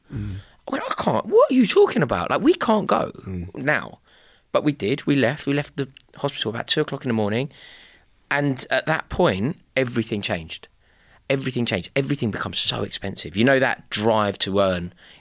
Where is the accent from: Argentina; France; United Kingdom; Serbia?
United Kingdom; I know we're British and we don't speak about things like